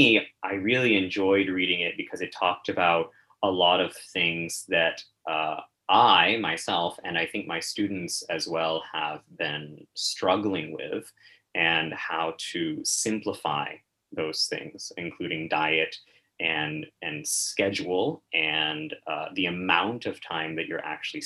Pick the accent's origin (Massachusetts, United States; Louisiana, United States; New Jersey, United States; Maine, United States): Maine, United States; I am from Maine